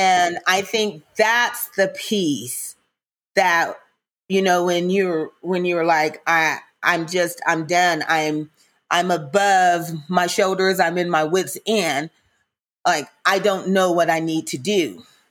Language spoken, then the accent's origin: English; Mississippi, United States; I'm from Mississippi, so I've heard a lot of blues